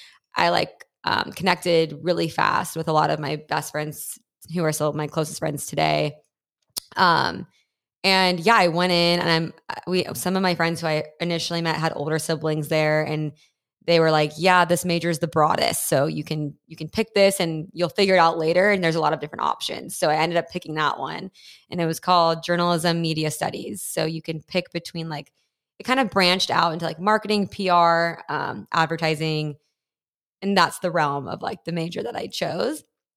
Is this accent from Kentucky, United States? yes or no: no; Dallas, Texas, United States; And my parents kind of plopped there because my mom's from Los Angeles. My dad's South African and immigrated to LA. So they moved to Dallas before I was born for my dad's work.